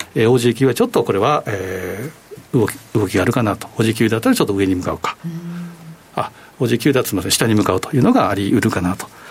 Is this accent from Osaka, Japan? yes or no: yes; Osaka, Japan; 私も生まれ育ち大阪なんですけ